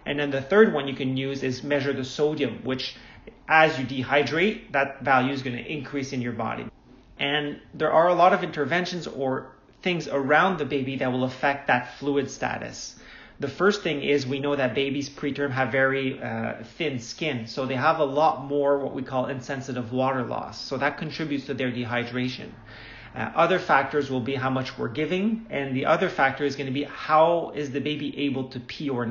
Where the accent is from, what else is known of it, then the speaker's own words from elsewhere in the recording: Montreal, Quebec, Canada; I actually born and raised in Montreal, Quebec, Canada